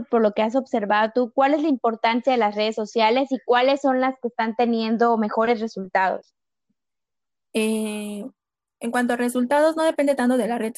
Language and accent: Spanish; Mexico; yo tengo 28 años, soy mexicana, vivo cerca de la Ciudad